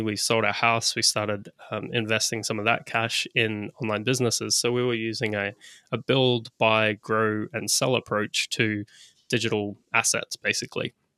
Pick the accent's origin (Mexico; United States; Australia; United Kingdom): Australia; I'm an Aussie.